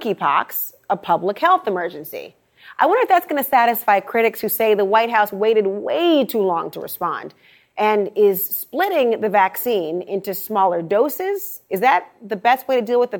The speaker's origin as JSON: {"language": "English", "region": "Minnesota", "country": "United States", "tie": "born or raised there", "said": "my hometown"}